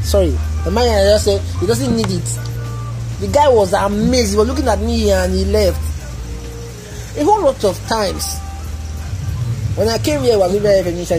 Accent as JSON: {"language": "English", "town": "Warri", "region": "Delta", "country": "Nigeria", "tie": "born or raised there", "said": "growing up in Warri, we have guys, Warriors who do the normal thing"}